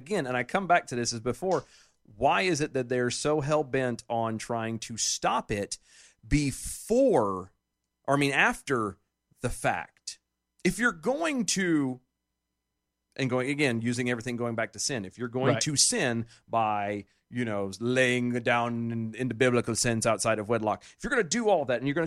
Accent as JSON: {"language": "English", "region": "Texas", "country": "United States", "tie": "born or raised there", "said": "In my home state of Texas, thanks to these trap laws that make it harder for providers to offer the full spectrum of reproductive care, more than a quarter of our family planning clinics have closed."}